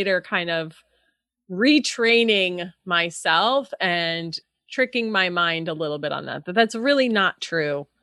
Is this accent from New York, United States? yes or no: yes; New York, United States; moved away as an adult; now in California, United States; I'm originally from New York